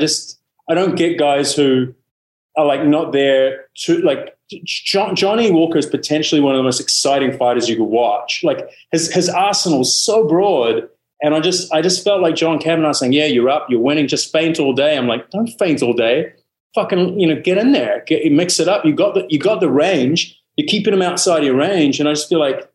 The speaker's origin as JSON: {"language": "English", "country": "New Zealand", "said": "I'm a Kiwi"}